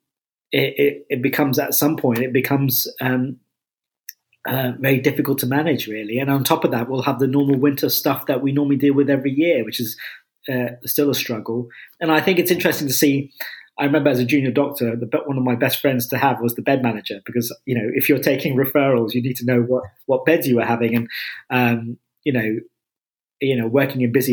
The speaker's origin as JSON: {"language": "English", "town": "Enfield", "region": "London", "country": "United Kingdom", "tie": "born or raised there", "moved": "yes", "said": "I'm from kind of Enfield and Chase Farm"}